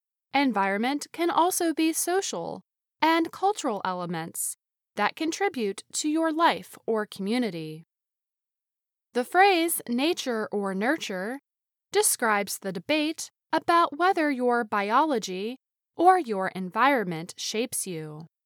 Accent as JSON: {"language": "English", "country": "India", "second_language": "English", "said": "Hello, VOA Learning English. … I am from India."}